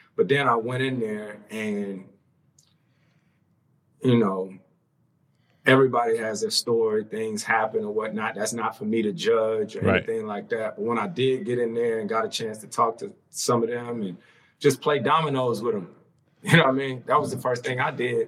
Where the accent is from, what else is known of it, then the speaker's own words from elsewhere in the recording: Winston-Salem, North Carolina, United States; I'm born and raised in Winston-Salem